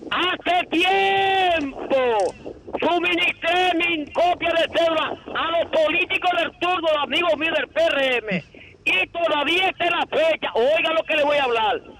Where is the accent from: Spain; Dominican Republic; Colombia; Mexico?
Dominican Republic; como dominicano que soy